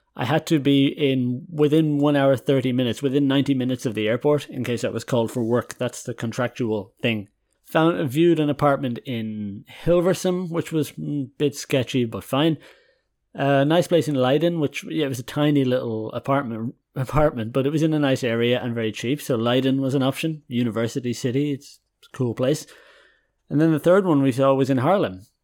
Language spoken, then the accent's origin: English; Dublin, Leinster, Ireland; moved away as an adult; also born or lived in County Westmeath, Ireland / Germany; now in Haarlem, Netherlands; I'm Irish, born and raised there for twenty-three years. live in Dublin for a lot of my life. Consider myself a Dubliner